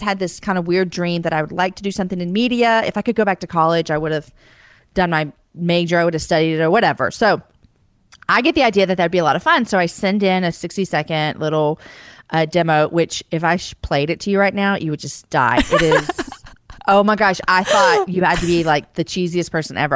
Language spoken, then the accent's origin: English; Texas, United States; I'm born and raised in Texas